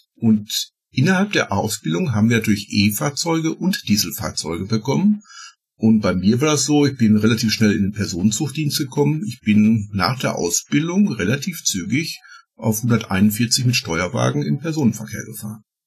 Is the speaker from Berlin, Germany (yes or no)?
no; Ruhr area, North Rhine-Westphalia, Germany; bei uns im Ruhrgebiet